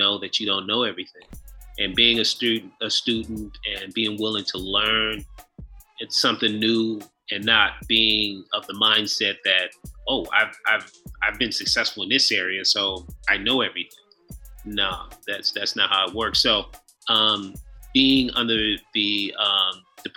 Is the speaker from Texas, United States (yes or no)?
no; Chicago, Illinois, United States; also born or lived in Nigeria (ancestry); now in Atlanta, United States; I'm a Nigerian guy, both parents Nigerian, and grew up in Chicago, live in Atlanta now